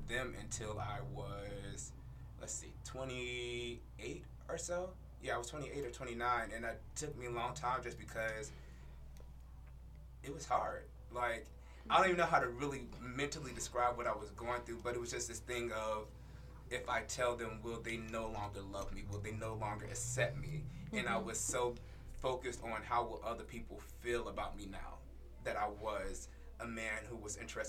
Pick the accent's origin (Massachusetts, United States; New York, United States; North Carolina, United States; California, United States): North Carolina, United States; I am from North Carolina, so I grew up in the Bible Belt